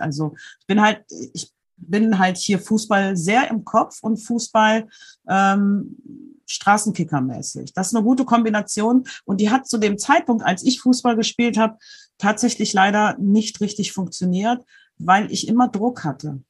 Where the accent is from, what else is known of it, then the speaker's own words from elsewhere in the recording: Germany; bei uns in Deutschland